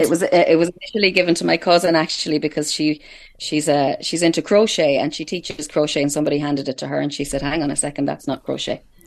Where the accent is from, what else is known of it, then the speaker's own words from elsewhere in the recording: Headford, Connacht, Ireland; I'm coming to you live from Hertford in County Galway, which would be my hometown